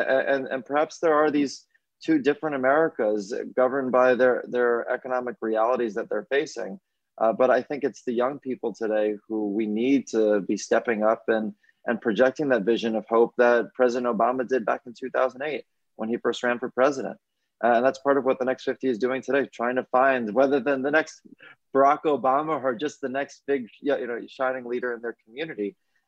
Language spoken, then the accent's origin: English; New York, United States; I grew up in New York in the wake of 9/11